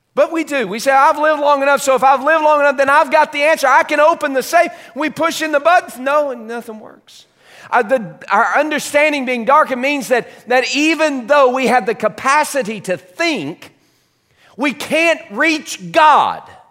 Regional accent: United States; being born here and being raised here

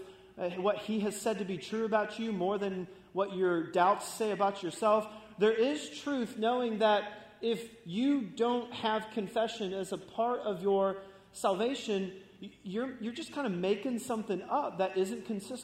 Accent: Florida, United States; I grew up in Florida, surfing and skating

